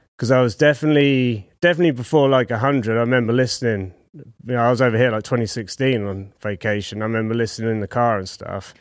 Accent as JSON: {"language": "English", "town": "Southampton", "region": "South East England", "country": "United Kingdom", "said": "Southampton, right down south in the middle of England"}